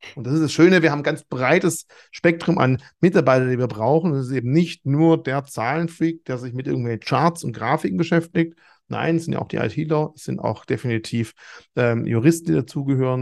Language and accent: German; Swabia, Germany; als Schwabe